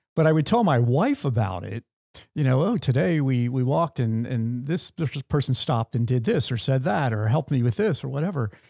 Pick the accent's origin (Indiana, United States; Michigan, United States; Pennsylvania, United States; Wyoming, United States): Pennsylvania, United States; I'm from Pennsylvania